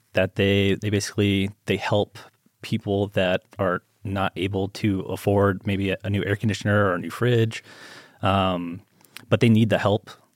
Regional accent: Las Vegas, Nevada, United States; I grew up here in Vegas

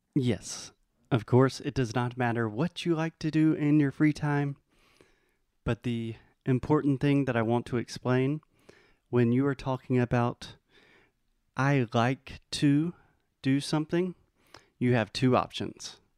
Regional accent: South Carolina, United States; I am from the United States, from the state South Carolina

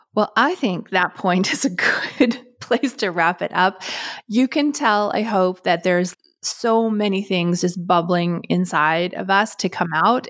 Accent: Canada; me being Canadian

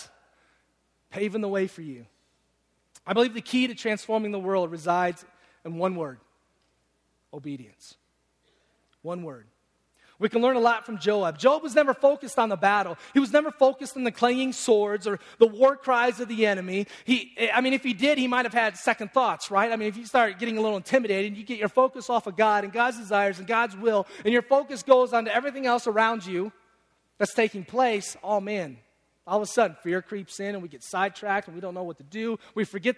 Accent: Detroit, Michigan, United States; I'm from Detroit

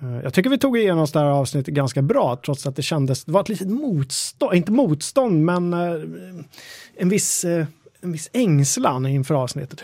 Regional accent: Stocksund, Stockholm County, Sweden; Där jag växte upp i Stocksund

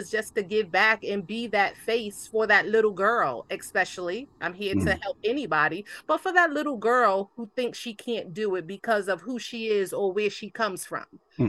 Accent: Hartford, Connecticut, United States; also born or lived in Dallas, Texas; I'm just a single mom out here doing what I do. I live in East Hartford. I hail from Hartford. I grew up in Hartford, born in Dallas, Texas. Most people don't know that, but been here all my life.

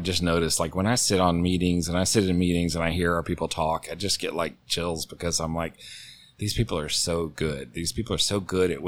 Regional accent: Texas, United States; now in Atlanta, United States; me growing up in Texas and moving to Atlanta

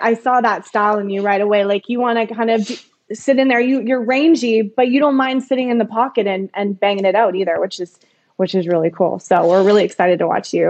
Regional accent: Calgary, Alberta, Canada; I grew up in Calgary, actually.

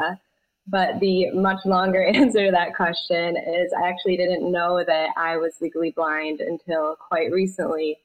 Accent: Michigan, United States; I grew up in Michigan

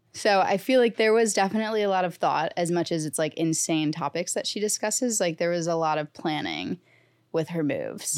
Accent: St. Louis, Missouri, United States; now in New York City, United States; I'm from Saint Louis, I'm a Blues fan

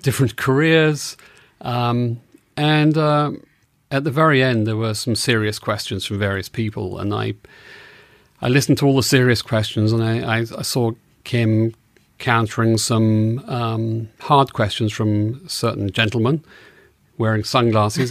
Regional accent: England, United Kingdom; moved away as an adult; also born or lived in New York / Los Angeles; now in United States; I'm from England, and I moved to America in nineteen eighty-seven

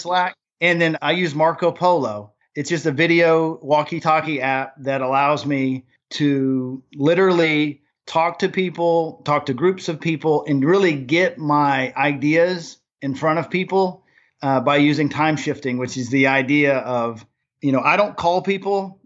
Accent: Germany; now in Nashville, United States; I grew up in Germany

